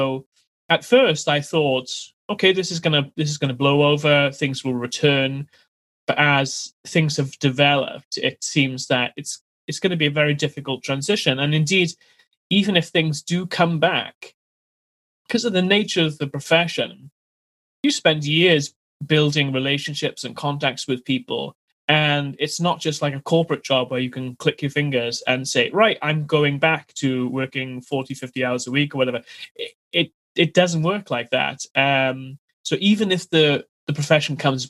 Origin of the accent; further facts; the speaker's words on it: Wales, United Kingdom; moved away as an adult; now in London, United Kingdom; I live in London, born and bred in Wales originally